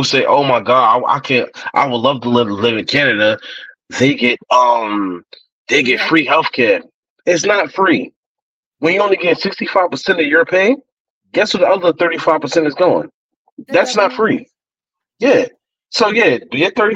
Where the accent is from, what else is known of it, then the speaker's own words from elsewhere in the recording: New York City, New York, United States; I'm a New Yorker